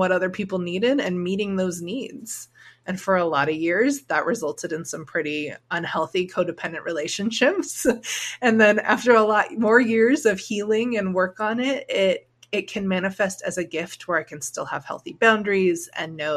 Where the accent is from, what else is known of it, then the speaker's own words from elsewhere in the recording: Orange County, California, United States; I grew up in Orange County, California